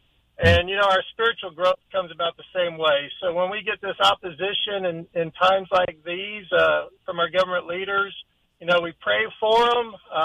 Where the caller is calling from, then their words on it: Chesapeake, Virginia, United States; I'm calling from Chesapeake, Virginia.